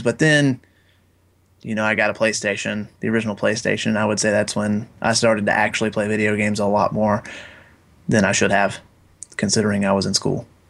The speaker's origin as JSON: {"language": "English", "town": "Jay", "region": "Florida", "country": "United States", "said": "very small town in Florida by the name of Jay, Florida"}